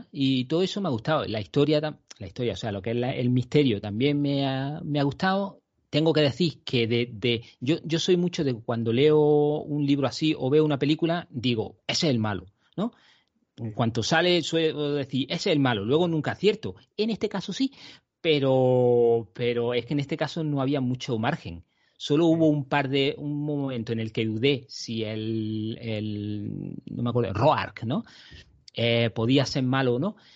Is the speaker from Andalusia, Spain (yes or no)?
yes; Andalusia, Spain; soy andaluz